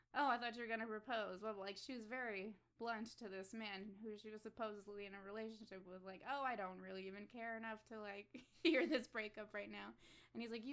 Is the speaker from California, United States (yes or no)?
no; Florida, United States; I'm from Florida